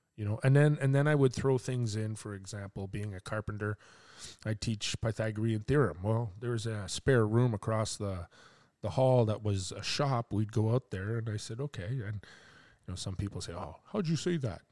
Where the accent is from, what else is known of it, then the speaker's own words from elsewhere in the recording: Quebec, Canada; now in Port Hope, Canada; I'm from Quebec